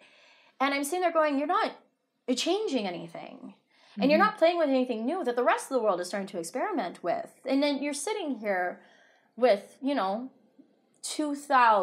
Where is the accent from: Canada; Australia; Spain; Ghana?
Canada; Toronto, Ontario; I'm from Toronto